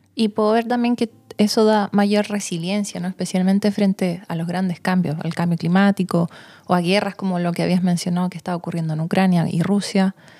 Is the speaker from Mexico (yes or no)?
no; Santiago, Santiago Metropolitan Region, Chile; now in Pucón, Chile; yo crecí en Santiago, en la gran ciudad